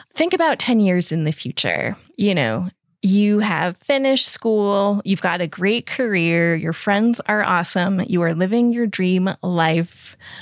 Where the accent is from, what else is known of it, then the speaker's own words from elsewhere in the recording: United States; moved away as an adult; now in Europe; I'm an American, but I've lived over here in Europe for the last ten years